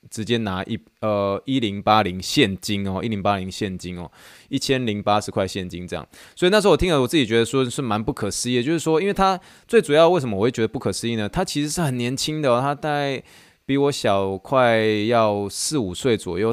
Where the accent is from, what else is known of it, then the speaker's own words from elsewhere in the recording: Taiwan; moved away as an adult; also born or lived in Pittsburgh, United States; now in Houston, United States; I'm original from Taiwan，意思就是说我，我是从台湾来的